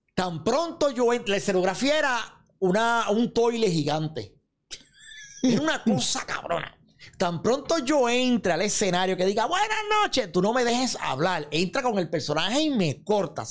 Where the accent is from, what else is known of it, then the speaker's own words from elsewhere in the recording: Santa Isabel, Puerto Rico; mi pueblo Santa Isabel